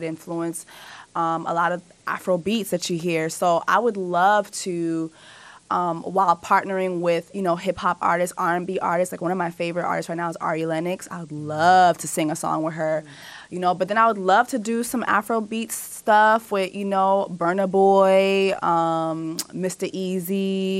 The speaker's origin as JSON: {"language": "English", "country": "Haiti", "said": "I'm from Haiti. I'm Haitian."}